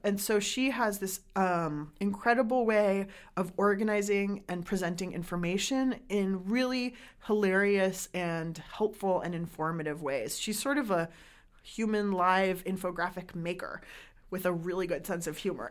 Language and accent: English; San Diego, California, United States; I grew up in San Diego where there isn't a huge restaurant culture